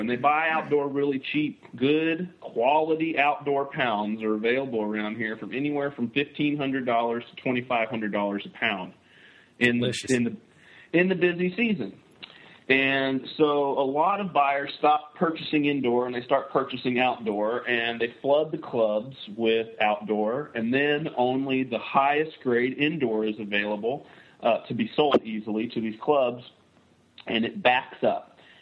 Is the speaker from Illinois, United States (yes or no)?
no; Western Kentucky, United States; now in California, United States; I'm from Western Kentucky